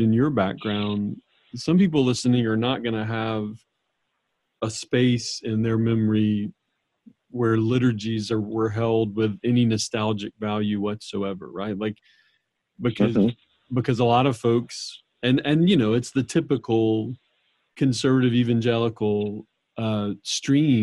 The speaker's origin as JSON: {"language": "English", "town": "New Orleans", "region": "Louisiana", "country": "United States", "tie": "born or raised there", "said": "I grew up in New Orleans"}